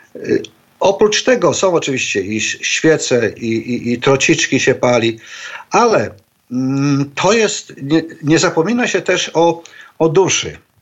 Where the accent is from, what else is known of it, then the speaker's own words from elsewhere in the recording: Poland; moved away as an adult; now in Shanghai, China; wychowałem się, wyrosłem w takiej tradycji właśnie polskiej nekropolii